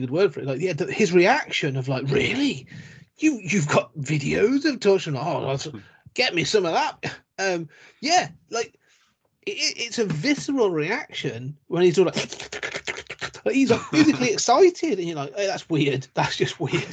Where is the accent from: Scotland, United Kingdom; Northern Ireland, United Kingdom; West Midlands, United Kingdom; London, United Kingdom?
West Midlands, United Kingdom; Coventry; I'm from Coventry, and Coventry's right next to Warwickshire